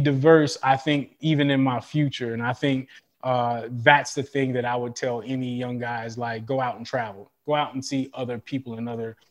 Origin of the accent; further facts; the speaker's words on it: Oklahoma, United States; moved away as an adult; also born or lived in Tennessee; I am the streamline from Oklahoma all the way to Tennessee because I was the first recruit that came out of there